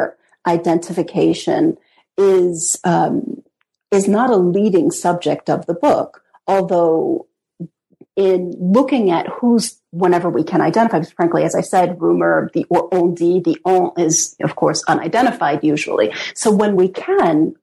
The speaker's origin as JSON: {"language": "English", "country": "United States", "also_born_or_lived": "Britain", "said": "as an American historian"}